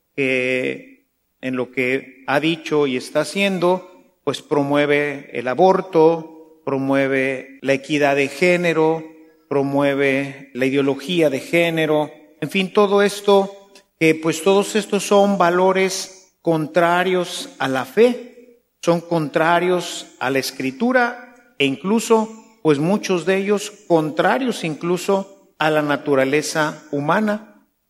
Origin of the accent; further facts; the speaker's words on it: Mexico; los mexicanos que nos decimos cristianos, católicos